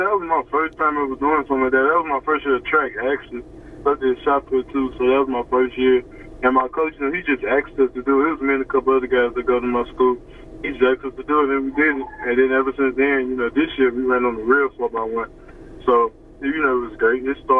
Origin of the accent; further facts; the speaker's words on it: Baton Rouge, Louisiana, United States; also born or lived in Baker, Louisiana; I'm originally from Zion City, but I live in Baker.